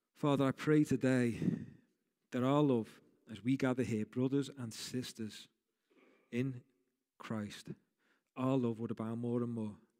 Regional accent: Rainhill, North West England, United Kingdom; I grew up in a place called Rain Hill. So that means I'm a woolly back for those people from Liverpool

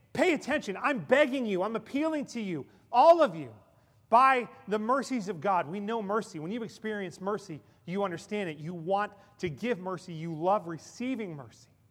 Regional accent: Ellwood City, Pennsylvania, United States; moved away; In my hometown in Elwood City, Pennsylvania

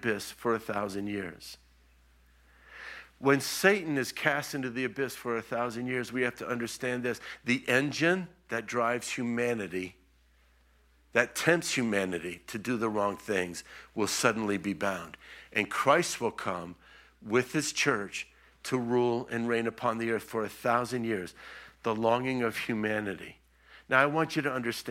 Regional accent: Florida, United States; also born or lived in Israel; I was from Florida

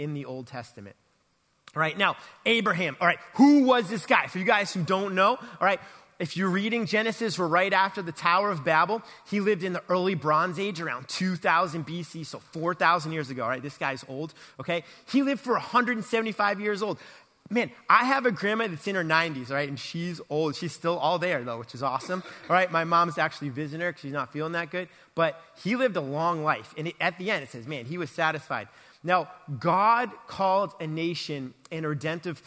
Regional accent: Boston, Massachusetts, United States; moved away as an adult; also born or lived in Texas / Atlanta; growing up in Boston

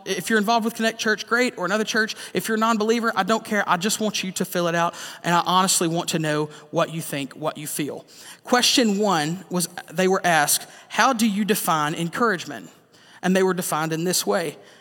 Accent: the South, United States; growing up in the South

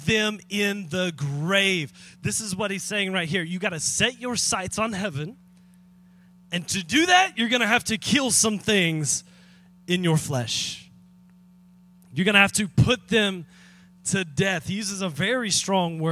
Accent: Atlanta, Texas, United States; also born or lived in Dallas, Texas; I was born in Atlanta, Texas. Little old hospital in Atlanta, Texas

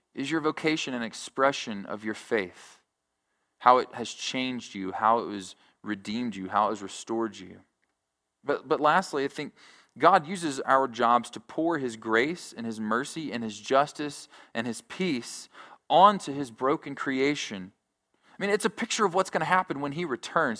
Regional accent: Alabama, United States; moved away; I'm originally from Alabama

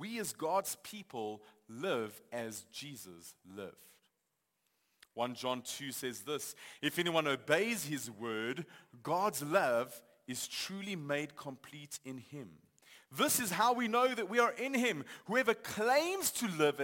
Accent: Johannesburg, Gauteng, South Africa; I grew up in Johannesburg. I've lived here for most of my life.

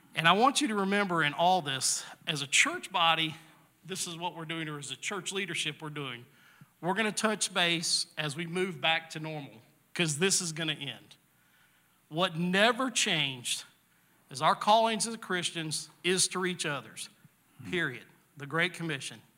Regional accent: the South, United States; I grew up in the South

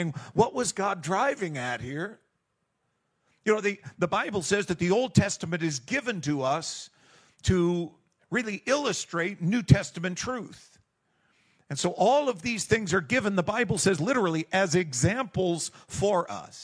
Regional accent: Eastern Canada, Canada; also born or lived in Southern United States; now in United States; I've been in the South for a while. I'm developing a whole new language. Born and raised in Eastern Canada

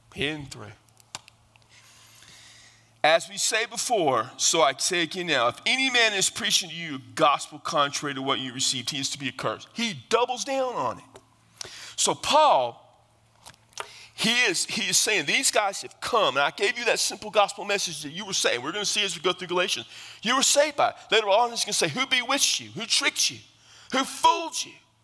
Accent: South Texas, United States; I come from South Texas

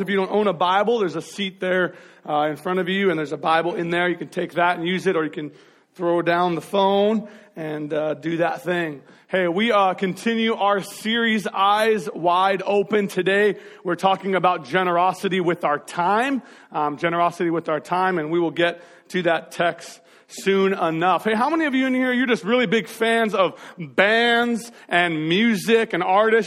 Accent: Marysville, Washington, United States; we grew up in North Marysville over by that sad Albertsons that's no longer there anymore.

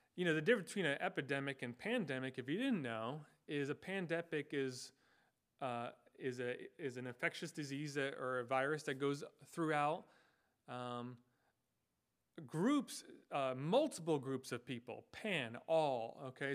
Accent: United States; I was born and I have lived in the United States, uh, this geographical location for my entire life

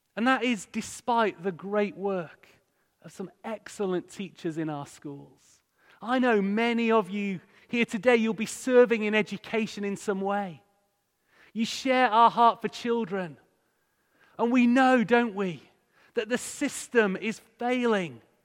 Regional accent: Hull, Yorkshire and the Humber, United Kingdom; moved away as an adult; also born or lived in Bradford; I grew up in Hull

